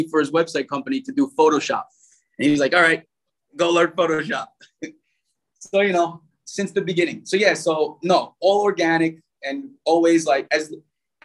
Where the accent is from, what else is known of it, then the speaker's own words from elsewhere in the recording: New York City, New York, United States; moved away as an adult; now in Manta, Ecuador; while I was growing up in Brooklyn and Staten Island